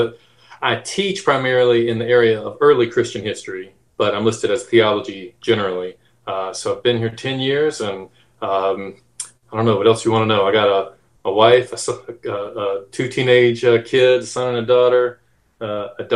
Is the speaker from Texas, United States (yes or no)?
no; Georgia, United States; moved away; also born or lived in Alabama; I'm from Georgia, but most of my family's from Alabama